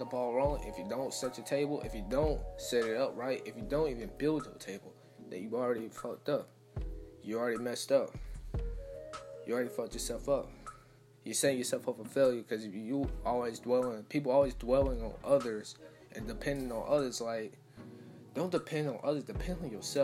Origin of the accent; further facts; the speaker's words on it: Atlanta, Georgia, United States; I'm from Atlanta.